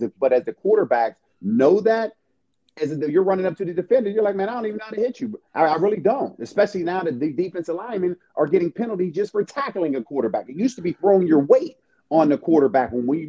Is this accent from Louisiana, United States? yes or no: no; Pittsburgh, Pennsylvania, United States; moved away as an adult; I tried it the first time when I came from Pittsburgh to Eastern Michigan, and all my roommates, you know, they grew up on that.